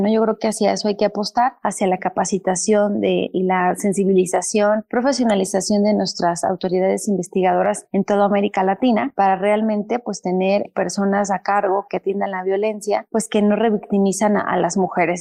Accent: Mexico; nuestro país

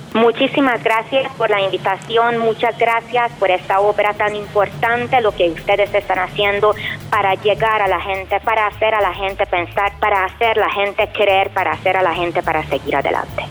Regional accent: Hungary; moved away as an adult; vengo de Hungría y tengo 45 años

